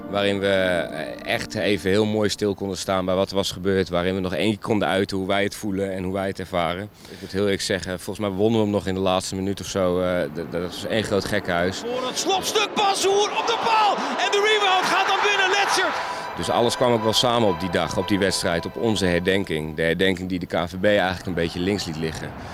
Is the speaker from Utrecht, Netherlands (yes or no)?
yes; Utrecht, Netherlands; ons karakter als Utrechter